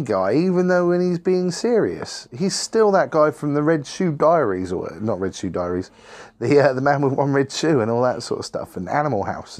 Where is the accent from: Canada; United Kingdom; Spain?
Spain; I'm from Spain.